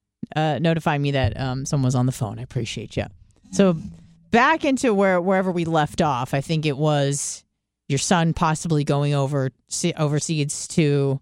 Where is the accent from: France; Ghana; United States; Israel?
Israel; born there; but I was born in Israel.